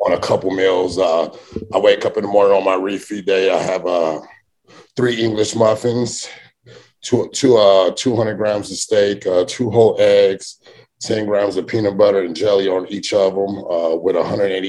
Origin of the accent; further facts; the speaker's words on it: Arizona, United States; growing up in Arizona